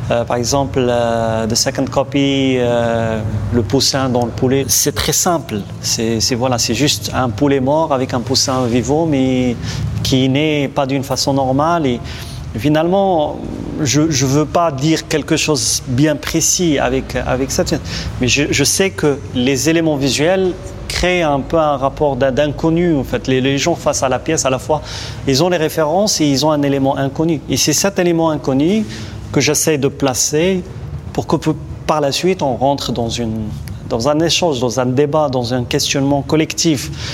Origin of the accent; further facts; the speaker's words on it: Morocco; je suis marocain